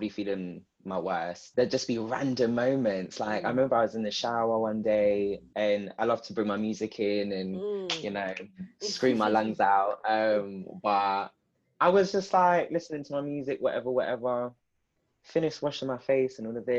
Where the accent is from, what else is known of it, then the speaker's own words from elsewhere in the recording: London, United Kingdom; growing up where I've grown up. Growing up in Southeast London.